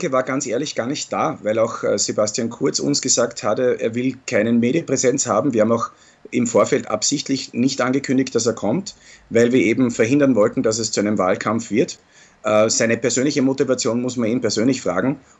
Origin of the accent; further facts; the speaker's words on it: Austria; Ich bin aber hier nicht nur als Pfingstlervertreter, sondern als Österreicher und da muss ich die Kultur respektieren, die, in der wir leben.